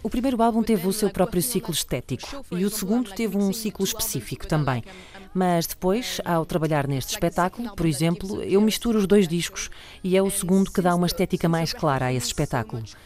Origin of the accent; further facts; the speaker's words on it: France; first language French; Portuguese is a second language; sou francesa